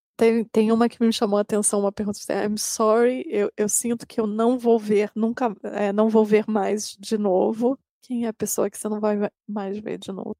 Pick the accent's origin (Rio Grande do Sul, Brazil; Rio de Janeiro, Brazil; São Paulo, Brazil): Rio de Janeiro, Brazil; moved away; pensando assim no Rio, que é a minha cidade